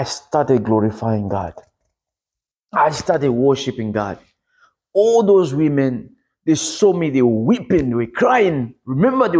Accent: DR Congo; moved away; I am from the Congo, Democratic Republic of Congo.

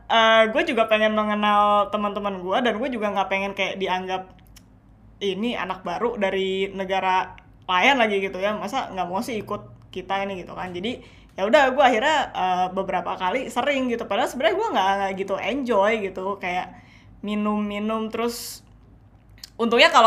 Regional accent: Indonesia; mungkin karena um, gue besar di Indo juga

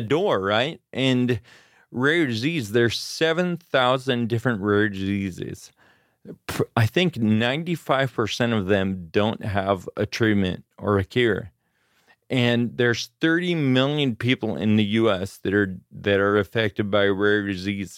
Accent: Grass Valley, California, United States; also born or lived in Auburn, California / Sacramento, California; I was born in Auburn, California, and I grew up in the foothills in California, Grass Valley

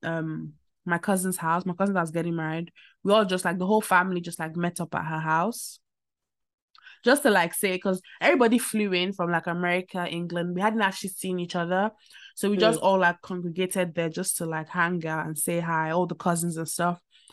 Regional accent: Nigeria; as a Nigerian

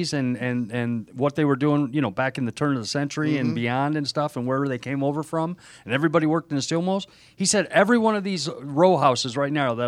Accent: Michigan, United States; I grew up in Michigan

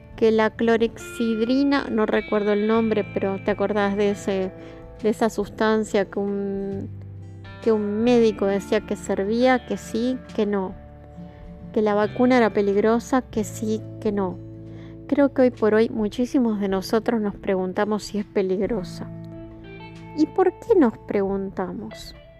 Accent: Argentina; yo hago este podcast desde Argentina

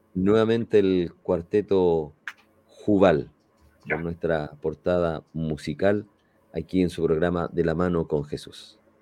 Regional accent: Chile; en nuestro país, ahí en el sur de Chile

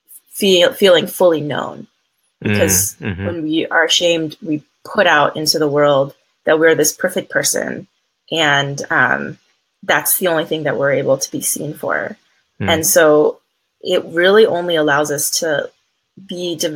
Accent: East Coast, United States; I'm originally from the East Coast

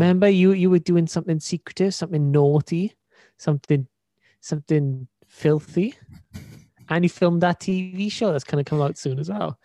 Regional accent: Wales, United Kingdom; accent: Welsh; my Welsh accent.

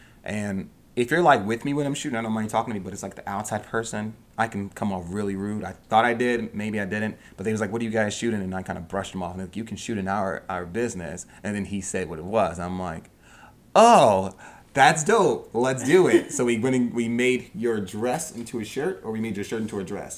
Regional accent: New Jersey, United States; moved away as an adult; now in Pennsylvania, United States; I'm from New Jersey. So I just commuted.

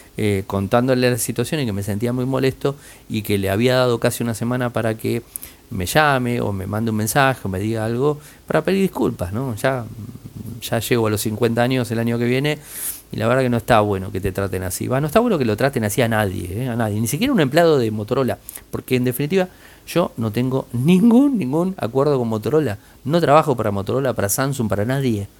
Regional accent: Argentina

